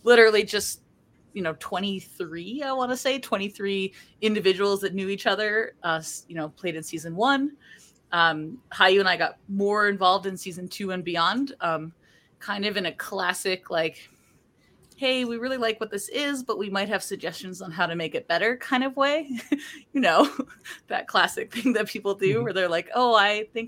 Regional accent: Vancouver, British Columbia, Canada; I am from Vancouver, British Columbia

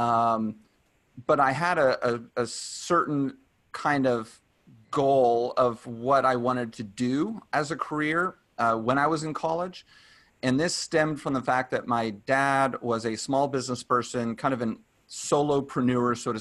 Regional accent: Dallas, Texas, United States; now in California, United States; I'm from Dallas

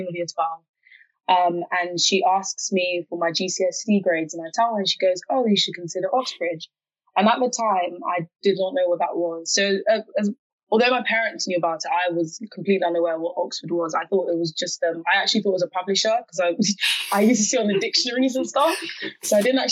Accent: Ghana; I'm from Ghana. That's my native country. That's where my parents are from.

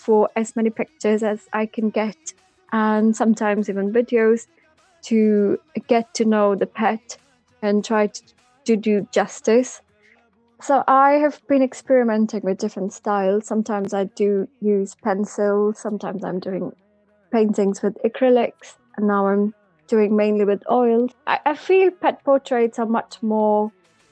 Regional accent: Pakistan; moved away

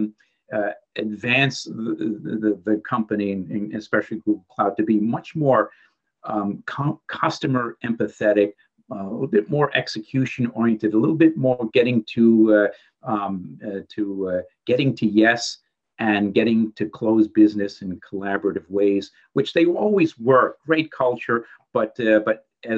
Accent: New York City, New York, United States; I'm from the Bronx. I went to the Bronx High School of Science.

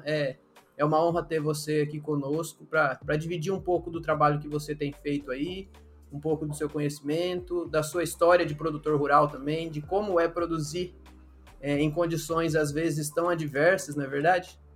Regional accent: Mato Grosso do Sul, Brazil; moved away as an adult; also born or lived in Areia, Paraíba; now in Paraíba, Brazil; Eu sou do Mato Grosso do Sul, é um contexto totalmente diferente de agricultura e pecuária

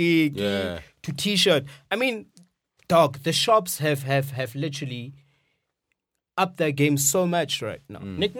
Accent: Rustenburg, North West, South Africa; I grew up in Rustenburg, but it's not different.

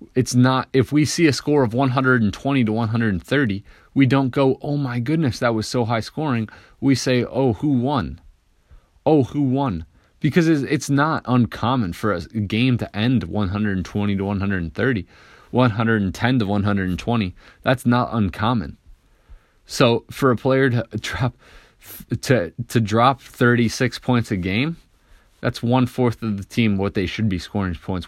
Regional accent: Detroit, Michigan, United States; I'm from Detroit

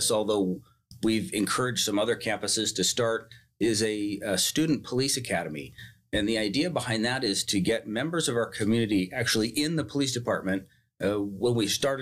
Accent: Turlock, California, United States; I grew up here in Turlock, born here in Turlock

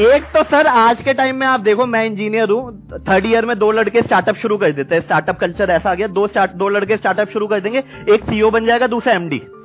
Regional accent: Saharanpur, Uttar Pradesh, India; मैं सहारनपुर से हूँ

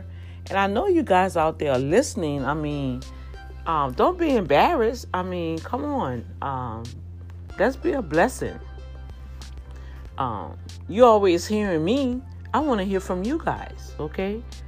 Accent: Houston, Texas, United States; Hi, Dr. D, I'm from Houston, Texas.

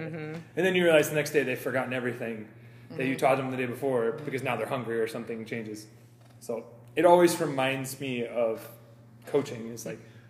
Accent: Kansas City, United States; moved away; Growing up in Kansas City

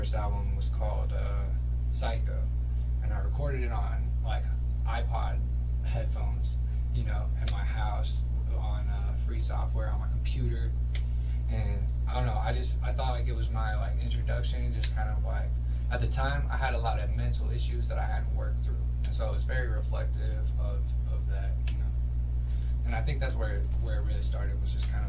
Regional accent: Utica, Nebraska, United States; also born or lived in New York / Waco, Nebraska; now in Lincoln, United States; I grew up on a farm. Went to school in Waco, Nebraska, a little town, like 200 people.

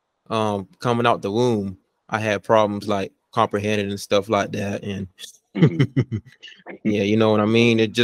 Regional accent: Vidalia, Georgia, United States; I'm from Vidalta, Georgia

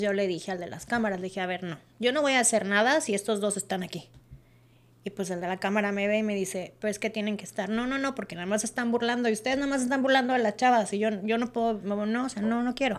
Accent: Monterrey, Nuevo León, Mexico; moved away as an adult; yo soy de Monterrey, Nuevo León

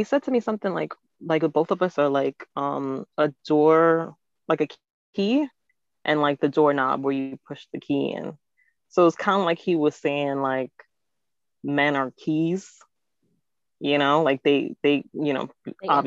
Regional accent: Jamaica; I'm Jamaican

